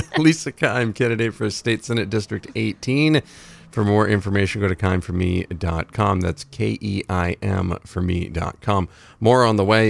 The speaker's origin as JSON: {"language": "English", "town": "Dixfield", "region": "Maine", "country": "United States", "tie": "born or raised there", "said": "I grew up on Hull Hill"}